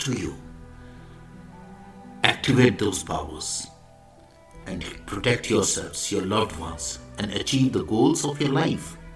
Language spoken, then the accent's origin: English; India; I am the Indian monk.